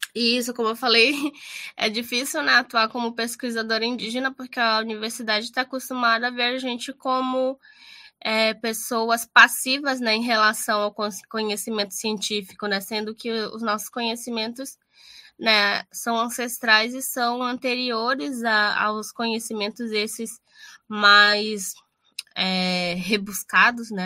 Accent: Amazonas, Brazil; moved away as an adult; now in Rio Grande do Sul, Brazil; eu que vim do Amazonas e vim estudar no Rio Grande do Sul

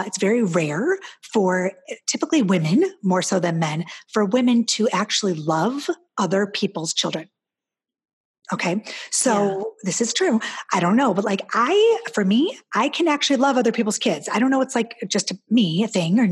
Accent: Midwest, United States; I'm Midwestern

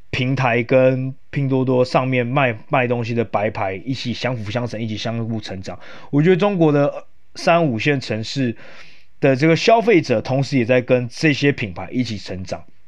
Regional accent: Yilan County, Taiwan; 因为我本身是宜兰人

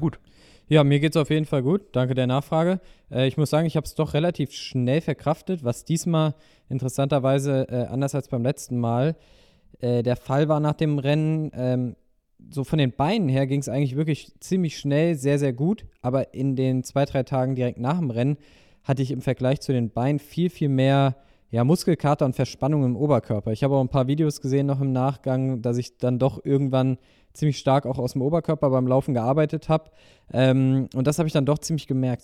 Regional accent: Germany; also born or lived in Rhine-Main area; hier bei uns in Deutschland

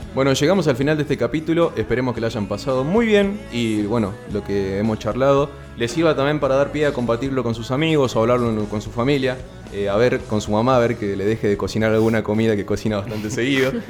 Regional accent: Jujuy, Argentina; now in Salta, Argentina; yo llegué acá, soy de Jujuy, ahora bueno, estoy viviendo en Salto solo.

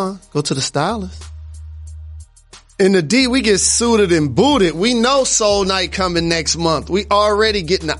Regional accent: Detroit, Michigan, United States; I'm from Detroit

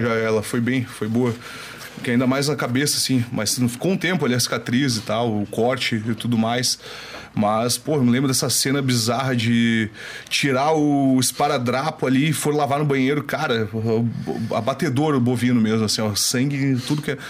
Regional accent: Brazil; sou brasileiro

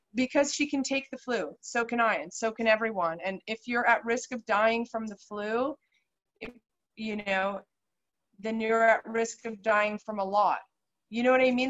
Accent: Canada; moved away as an adult; now in Antigua, Guatemala; as a Canadian, for instance, you know, I was pregnant in Guatemala and I came back to Canada

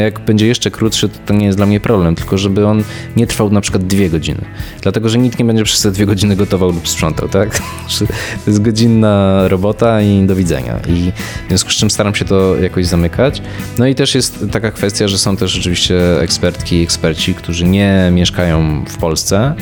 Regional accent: Łódź, Łódź Voivodeship, Poland; moved away; also born or lived in Warsaw; nie jestem z Warszawy, z jakiejś rodziny dyplomatów czy nie wiadomo kogo i ja ten świat poznawałem stopniowo, wyjeżdżając właśnie najpierw z Łodzi do, do Warszawy

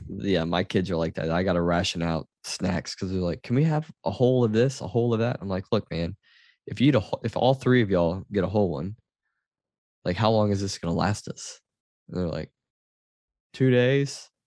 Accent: Louisiana, United States; growing up in Louisiana

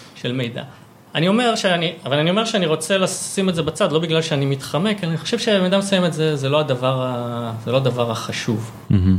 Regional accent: Savyon, Central District, Israel; נולדתי בסביון, אה, גדלתי שם

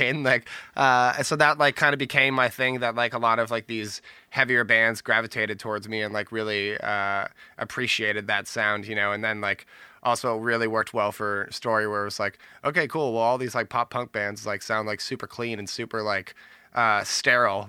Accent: Bay Area, California, United States; born and raised Bay Area

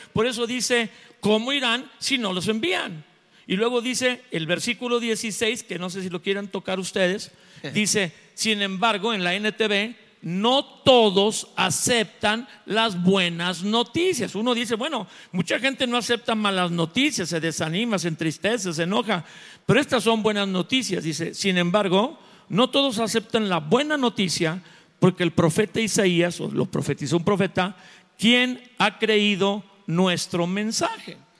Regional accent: Mexico; yo soy mexicano

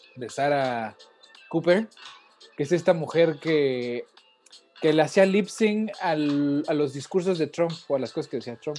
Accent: Mexico; also born or lived in Portland, United States; now in United States

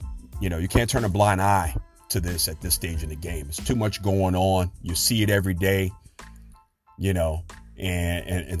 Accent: Chicago, Illinois, United States; the Chicago Bears, my hometown team

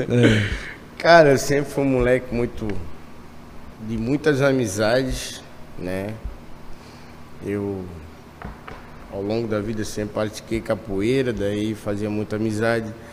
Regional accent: Tijucas, Santa Catarina, Brazil; Eu sou de Tijucas.

